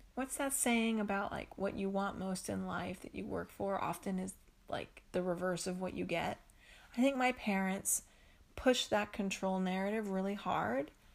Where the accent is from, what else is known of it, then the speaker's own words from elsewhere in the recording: East Coast, United States; I grew up on the East Coast